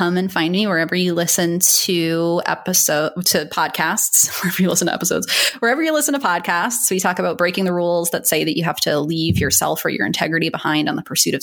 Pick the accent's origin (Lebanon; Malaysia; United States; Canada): United States; East Coast; now in Long Beach, United States; I'm from the East Coast